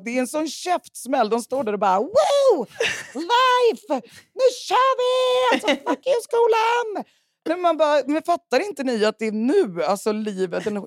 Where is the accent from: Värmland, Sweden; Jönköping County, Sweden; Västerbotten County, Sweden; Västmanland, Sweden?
Värmland, Sweden; now in Stockholm, Sweden; jag är ju då från Värmland